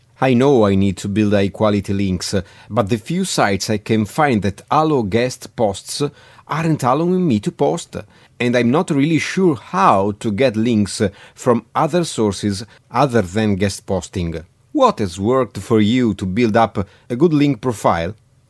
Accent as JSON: {"language": "English", "country": "Italy", "said": "from Italy."}